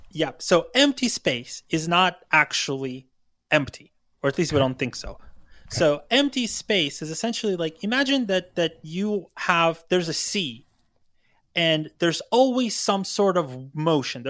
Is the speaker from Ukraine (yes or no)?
yes; Ukraine; now in California, United States; I grew up in Ukraine